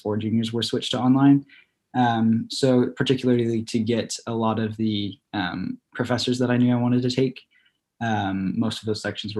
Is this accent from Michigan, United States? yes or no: no; Illinois, United States; moved away as an adult; now in Texas, United States; I'm from Illinois.